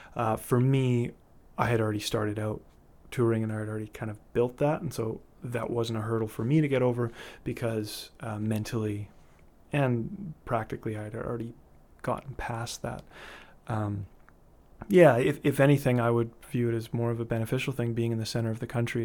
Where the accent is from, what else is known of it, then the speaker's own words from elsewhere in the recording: Winnipeg, Manitoba, Canada; moved away as an adult; also born or lived in Vancouver; I grew up in Winnipeg, um, Manitoba, heart of the Canadian prairies